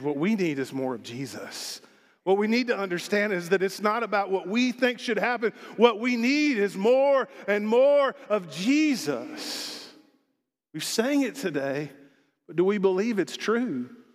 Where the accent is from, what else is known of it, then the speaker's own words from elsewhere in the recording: Arkansas, United States; also born or lived in Texas / South Dakota; now in Longmont, United States; I grew up in Arkansas